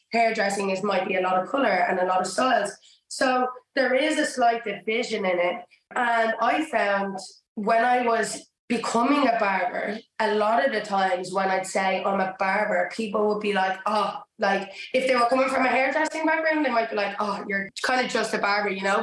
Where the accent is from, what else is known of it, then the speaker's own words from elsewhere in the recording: Dublin, Leinster, Ireland; moved away as an adult; also born or lived in Georgia, United States; now in London, United Kingdom; I grew up in Dublin in Ireland